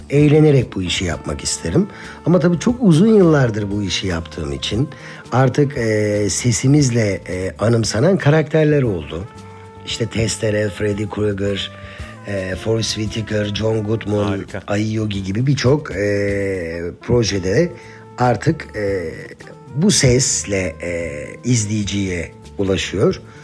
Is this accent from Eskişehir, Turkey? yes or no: yes; Eskişehir, Turkey; 1980 Eskişehir doğumluyum ben.